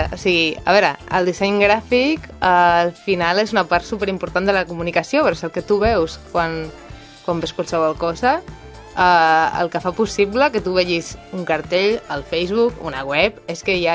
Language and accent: Catalan; Galicia, Spain; jo, que vinc de, de Galícia, en Galícia, no, en Galícia no és tan típic, allò, o no era tan típic quan jo vaig començar